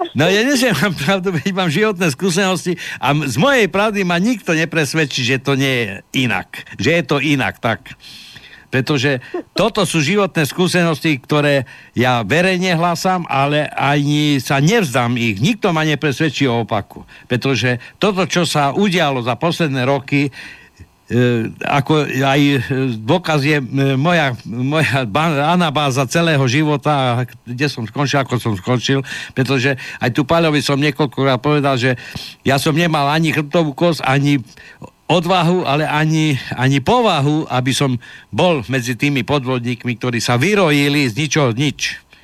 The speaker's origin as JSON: {"language": "Slovak", "town": "Košice", "region": "Košice Region", "country": "Slovakia", "tie": "born or raised there", "said": "Ja som sa narodil v Košiciach a viem, keď Košice boli po amfiteáter"}